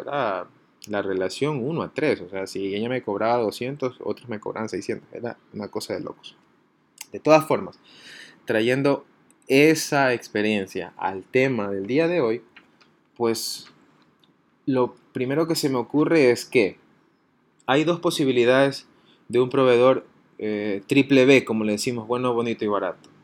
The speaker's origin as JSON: {"language": "Spanish", "country": "Ecuador", "said": "así somos los ecuatorianos"}